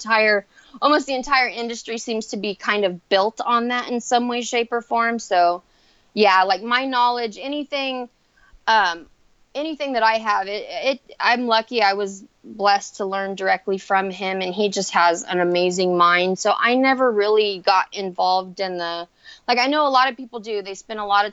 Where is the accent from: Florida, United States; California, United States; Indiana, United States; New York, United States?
California, United States; Central Valley; I've been pretty much in, like, the Central Valley area my entire life